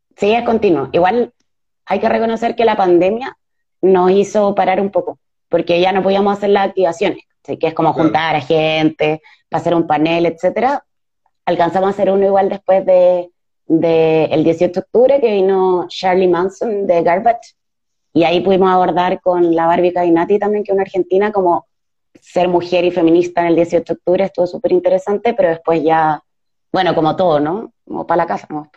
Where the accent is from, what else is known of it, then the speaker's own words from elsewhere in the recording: Chile; nosotras como feministas chilenas